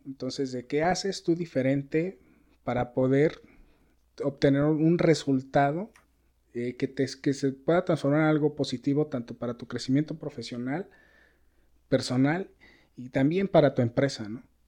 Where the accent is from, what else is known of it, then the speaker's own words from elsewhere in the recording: Mexico; la mentalidad que tenemos nosotros. No quiero decir como mexicanos